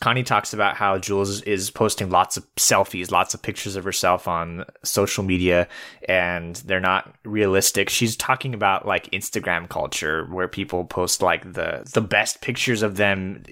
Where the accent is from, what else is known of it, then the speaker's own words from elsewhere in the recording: California, United States; moved away as an adult; also born or lived in Fresno / Bakersfield; now in Michigan, United States; I was born and raised in California